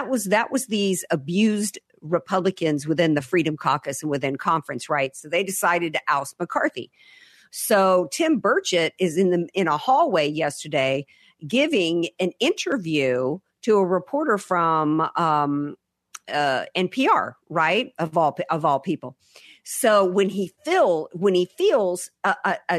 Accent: the South, United States; I relate to it as a Southerner

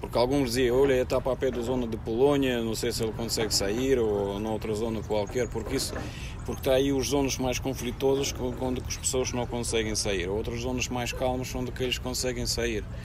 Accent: Russia; Portuguese is a second language; moved away as an adult; now in Portugal; Se vocês perguntam se eu sou russo, sim, eu sou russo.

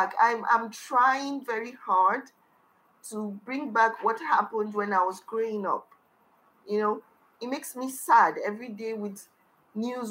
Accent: Kano, Kano State, Nigeria; also born or lived in Niger State; I was born and brought up in Kano, but I'm originally from the middle belt of Nigeria, which is from Niger State. I grew up in Kano

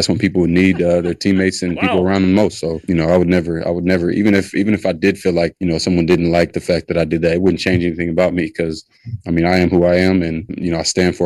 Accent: East Palo Alto, California, United States; I'm from East Palo Alto, California. I grew up with $0

